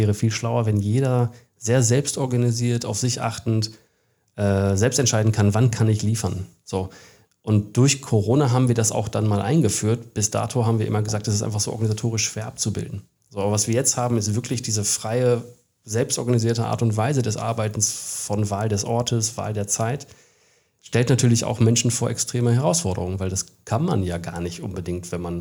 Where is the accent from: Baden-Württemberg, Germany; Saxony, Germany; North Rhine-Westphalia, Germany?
North Rhine-Westphalia, Germany; Bielefeld; also born or lived in Australia / Bavaria, Germany / England; Ich bin Bielefelder. Ich war aber zum Glück jahrelang auch woanders. Ich war ein paar Jahre in Australien, ich war ein paar Jahre in Bayern, das ist ja auch Ausland. Ich war in England ein Jahr